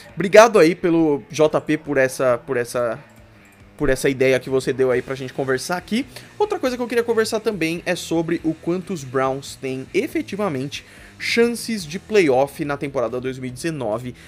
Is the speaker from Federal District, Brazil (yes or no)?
no; São Paulo, Brazil; eu sou aqui de São Paulo